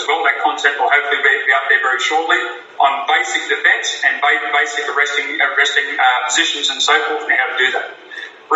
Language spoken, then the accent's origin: English; Australia; as a citizen under our Australian laws here